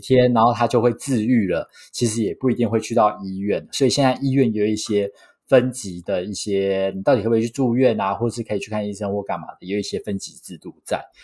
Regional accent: Taiwan; 我是土生土长，没离开过亚洲超 local的

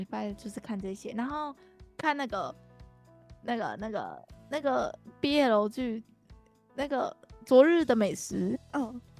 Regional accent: Kaohsiung, Taiwan; now in Taoyuan, Taiwan; 我高雄人。在桃园过着非常又湿又冷的生活

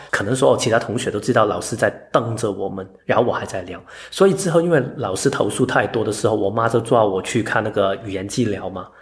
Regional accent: Hong Kong; now in Taiwan; 我是一个香港人，嗯。我是两个身份，我不需要在两个里面跳一个来说，因为我就是一个住在台湾的香港人

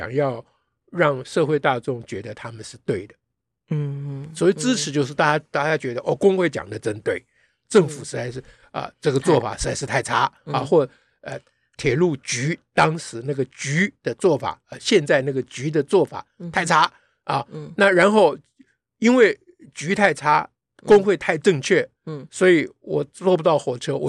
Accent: Taiwan; 你中国人，我台湾人

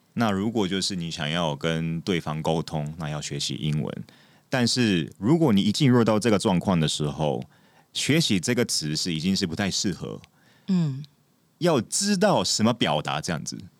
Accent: Japan; Chinese is a second language; moved away as an adult; also born or lived in United States / London, United Kingdom; now in Taiwan; 我是从日本来的演员

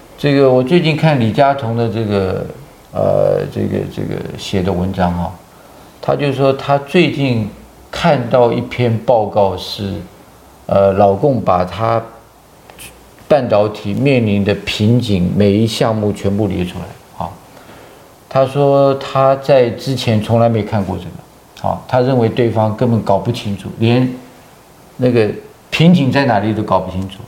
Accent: Taiwan; 我们台湾人

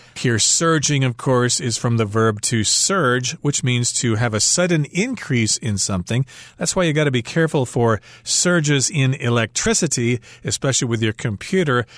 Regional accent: Midwest, United States; growing up in the Midwest in a small town

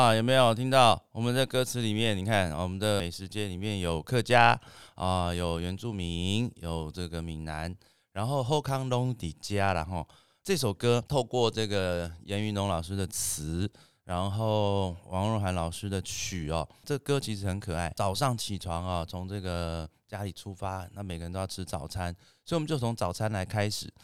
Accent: Greater Taoyuan area, Taiwan; 我们都是一个大桃园地区的伙伴

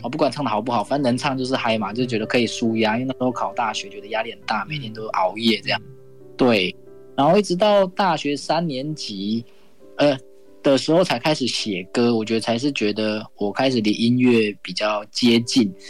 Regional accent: Hualien, Hualien County, Taiwan; 我来自花莲

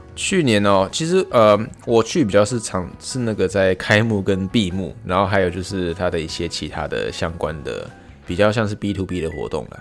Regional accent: Taiwan; now in Tokyo, Japan; 我是台湾人

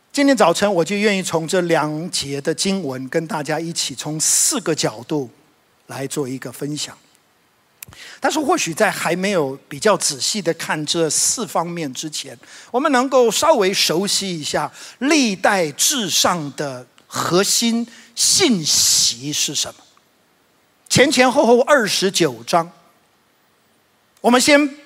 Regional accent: Taiwan; 知跟滋，呃，常常分不清楚。我发现我们台湾人有。另外一个问题就是我们二跟二也分不太清楚啊

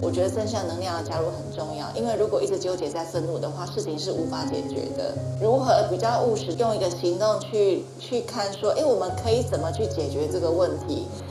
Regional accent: Taipei, Taiwan; also born or lived in United States; now in Kaohsiung, Taiwan; 因为我台北人

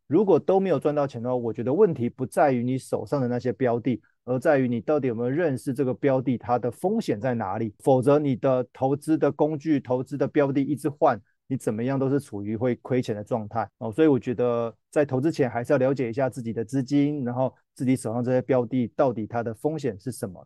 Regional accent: Taiwan; 我们台湾这边的老人也是非常非常的多

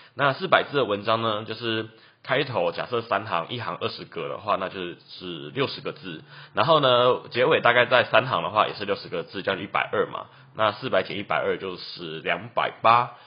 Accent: Taichung, Taiwan; 我是台中人

